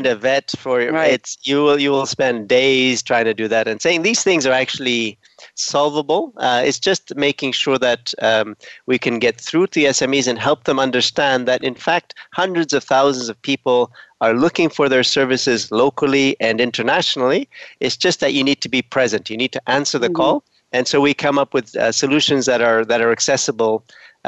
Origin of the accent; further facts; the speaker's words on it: Ethiopia; moved away; also born or lived in Canada; I'm originally from Ethiopia.